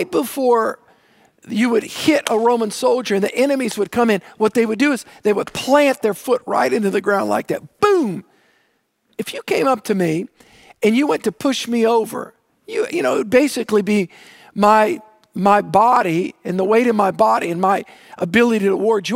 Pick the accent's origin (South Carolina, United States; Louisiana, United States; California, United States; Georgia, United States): Louisiana, United States; New Orleans; I grew up on the South Shore, on the south side, all right, the south shore of Lake Pontchartrain